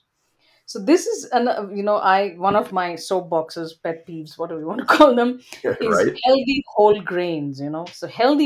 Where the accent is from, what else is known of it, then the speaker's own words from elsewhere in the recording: India; moved away as an adult; now in Canada; when I was growing up in India